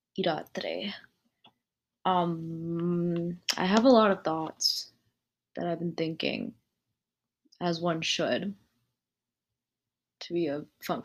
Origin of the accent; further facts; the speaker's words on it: United States; I was born and raised in America